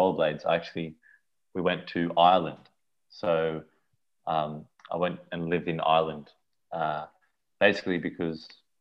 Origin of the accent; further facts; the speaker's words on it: Sydney, New South Wales, Australia; also born or lived in Johannesburg, South Africa; I came over when I was 2.5. I grew up in Bondi Beach, Australia, so your typical Australian experience.